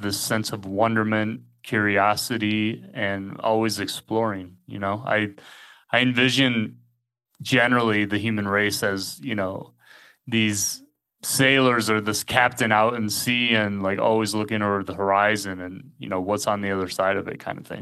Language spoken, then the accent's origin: English; United States; moved away as an adult; also born or lived in England; now in Mexico; I'm originally from the States, but I haven't lived as an adult really in the States for most of my life